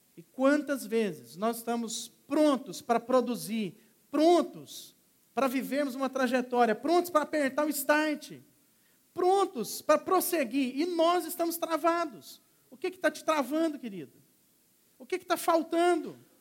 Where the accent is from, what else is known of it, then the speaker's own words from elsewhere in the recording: Minas Gerais, Brazil; moved away; eu era garoto, sou de Minas Gerais, vim da fazenda